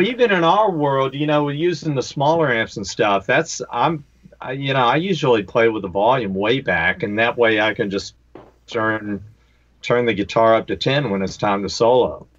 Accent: Greensboro, North Carolina, United States; where I grew up, I'm from Greensboro, North Carolina

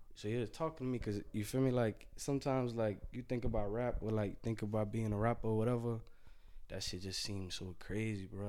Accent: Florida, United States; I'm from Florida

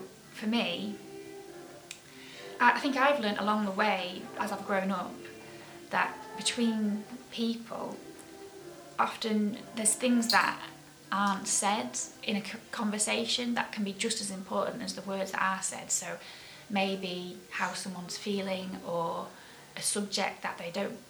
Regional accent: Keighley, Yorkshire and the Humber, United Kingdom; my hometown, Keighley. And growing up here

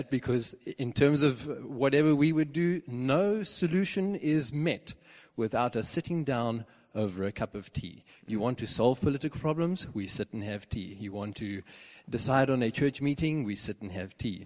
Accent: Zimbabwe; moved away; Where do I come from? Zimbabwe, formerly Rhodesia

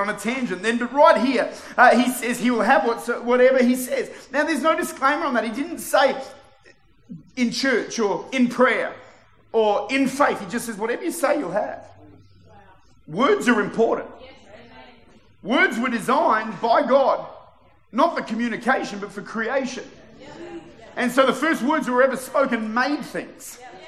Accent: Victoria, Australia; born there; is that I was born in Victoria.

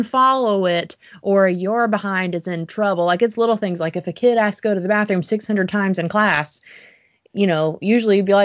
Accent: the South, United States; accent: Southern; also born or lived in Jacksonville, Florida / Tuscaloosa, Alabama; my Southern accent

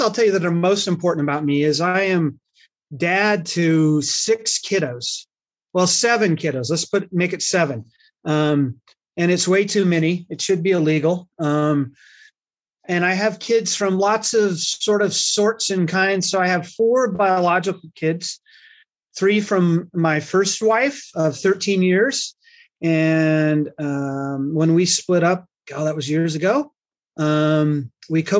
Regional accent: Salt Lake City, Utah, United States; I come from Salt Lake City, of all places

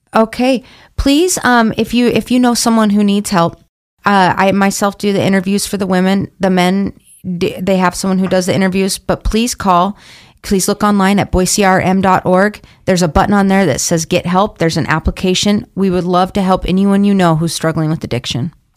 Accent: Boise, Idaho, United States; I'm from Boise, but was staying in Idaho Idaho Falls at the time.

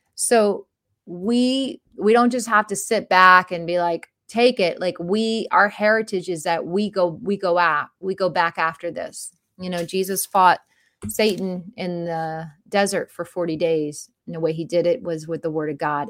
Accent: Florida, United States; growing up in Florida

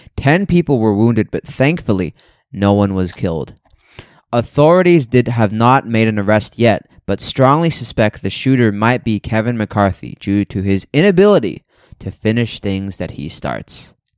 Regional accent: Australia; moved away; I'm from Australia

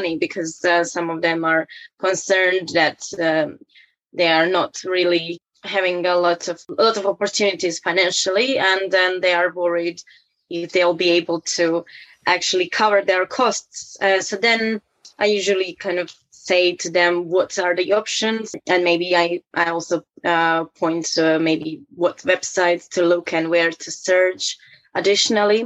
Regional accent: Croatia; moved away as an adult; now in England; I'm from Croatia. I've been living in England for 3.5 years now

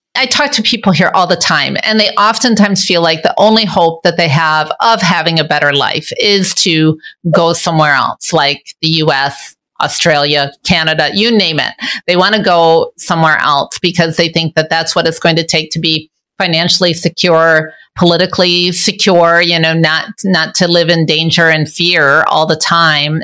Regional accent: Michigan, United States; moved away as an adult; now in Juba, South Sudan; Now, I'm originally from Michigan and now I live in Juba

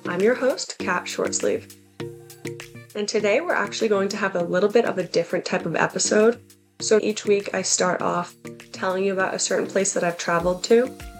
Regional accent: Massachusetts, United States; So I grew up in the Boston area, and when I was young, we moved around a lot.

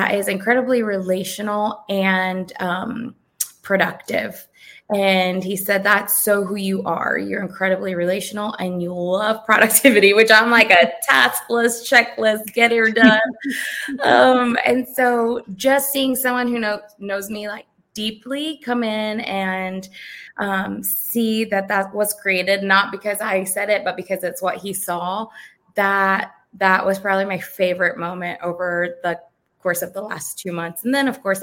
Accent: South Florida, United States; now in Georgia, United States; we're originally from South Florida

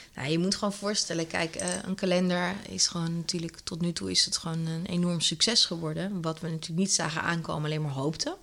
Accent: Netherlands; als Nederlanders zijn we wel eh, heel erg, ehm, ja, toch wel een soort van down to earth.

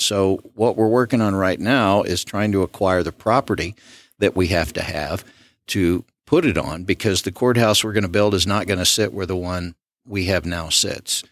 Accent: Southwest Arkansas, United States; now in Smith County, Texas, United States; My mother's father served on the city council in my hometown in Southwest Arkansas

